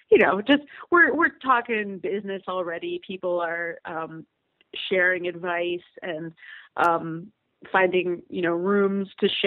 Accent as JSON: {"language": "English", "town": "Cleveland", "region": "Ohio", "country": "United States", "tie": "born or raised there", "also_born_or_lived": "Germany / upstate New York / Pittsburgh", "lives_now": "Cincinnati, United States"}